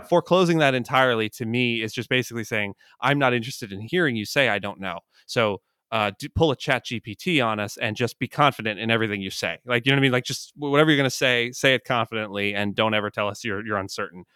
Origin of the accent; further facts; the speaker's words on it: Jersey Shore, New Jersey, United States; I grew up on the Jersey Shore